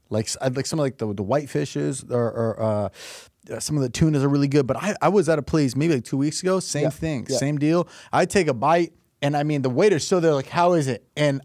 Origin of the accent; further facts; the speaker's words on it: California, United States; I'm from California.